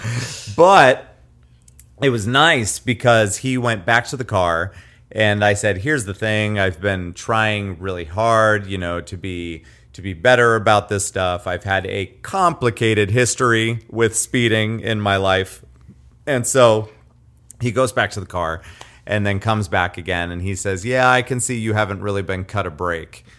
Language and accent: English; Nevada, Iowa, United States; from my hometown of Nevada